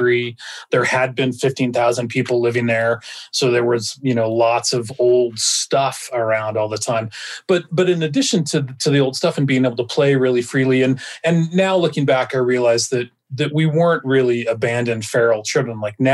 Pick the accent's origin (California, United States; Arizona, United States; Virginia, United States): Arizona, United States; Jerome; also born or lived in Nevada; I grew up a little bit strangely, or I grew up in a unique place. I grew up in Jerome, Arizona, this little town of 400 people stuck on the side